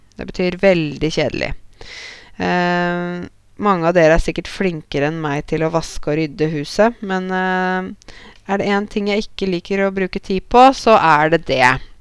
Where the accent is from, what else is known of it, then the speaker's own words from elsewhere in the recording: Norway; meg som nordmann